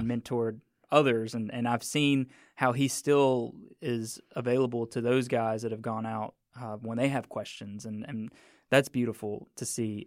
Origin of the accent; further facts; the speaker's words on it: Mississippi, United States; I'm from Mississippi